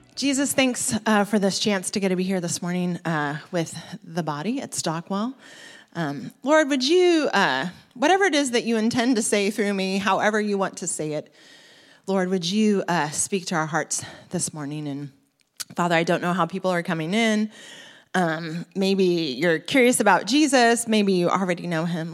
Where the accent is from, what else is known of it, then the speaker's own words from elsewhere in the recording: Oregon, United States; moved away as an adult; also born or lived in Bermondsey, London; now in London, United Kingdom; I'm originally from Oregon